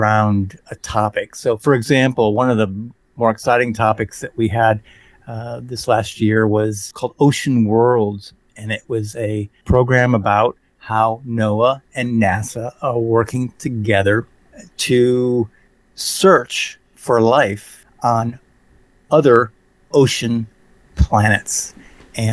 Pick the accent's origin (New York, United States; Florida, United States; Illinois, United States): Florida, United States; Sarasota; I grew up on the Gulf of Mexico in Sarasota, Florida